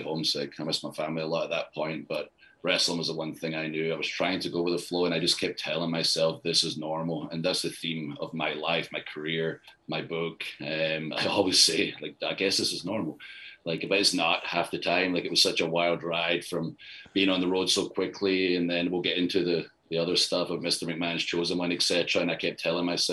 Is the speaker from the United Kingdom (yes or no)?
yes; Scotland, United Kingdom; moved away; I'm Scottish